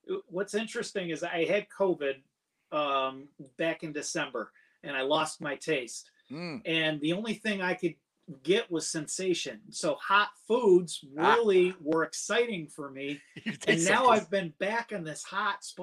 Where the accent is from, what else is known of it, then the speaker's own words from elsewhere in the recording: Niagara Falls, New York, United States; So I'm from Niagara Falls, and I live now on the outskirts of Niagara Falls, which is just north of Buffalo